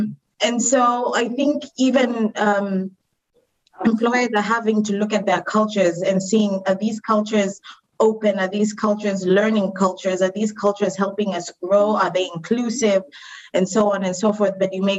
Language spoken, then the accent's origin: English; Kenya; like I was born and raised in Kenya, but moved around a little bit. And so over the years, like I picked up different accents, different ways of thinking.